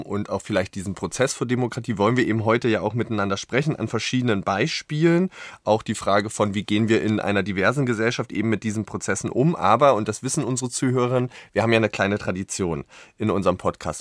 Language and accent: German; Berlin, Germany; als Berliner